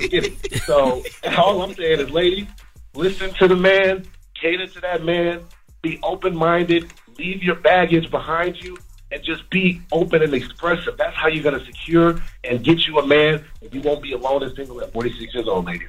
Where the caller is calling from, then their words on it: Chicago, Illinois, United States; I'm calling from Chicago, Miss Pat. … I'm an actor as well.